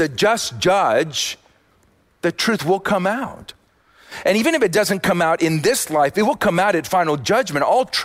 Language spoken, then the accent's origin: English; Austin, Texas, United States; I'm from Austin